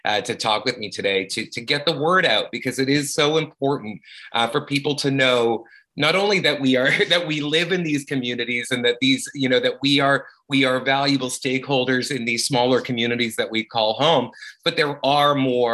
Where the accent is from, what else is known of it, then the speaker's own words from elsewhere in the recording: Saskatoon, Saskatchewan, Canada; I grew up in Saskatoon, Saskatchewan, and growing up as a queer on the prairies